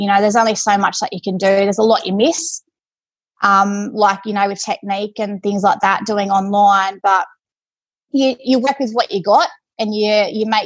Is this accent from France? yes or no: no; Forbes, New South Wales, Australia; I was born and raised in Forbes.